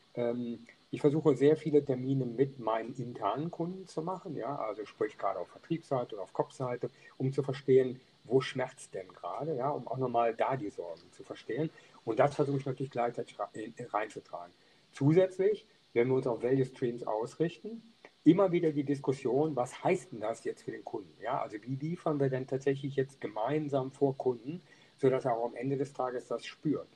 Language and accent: German; Niederau, North Rhine-Westphalia, Germany; ich bin groß geworden in Niederau, das ist ein Ort in der Nähe von Düren